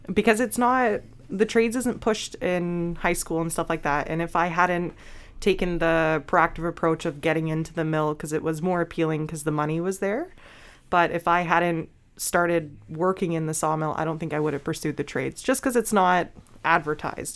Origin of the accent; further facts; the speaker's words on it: British Columbia, Canada; now in Grey Bruce, Canada; I'm originally from British Columbia